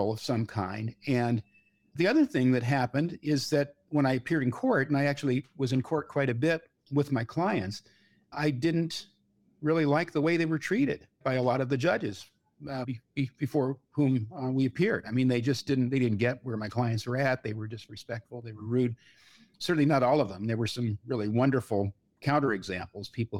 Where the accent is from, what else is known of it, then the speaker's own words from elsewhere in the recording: Bay Area, California, United States; growing up in California